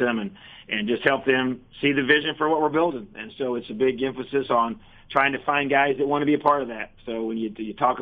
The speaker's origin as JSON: {"language": "English", "region": "Indiana", "country": "United States", "tie": "born or raised there", "said": "born and raised in Indiana"}